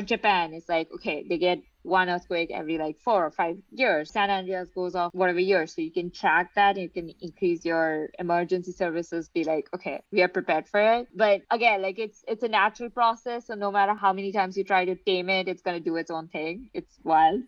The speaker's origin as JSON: {"language": "English", "country": "India", "said": "I am from India, so I lived next to Himalayas"}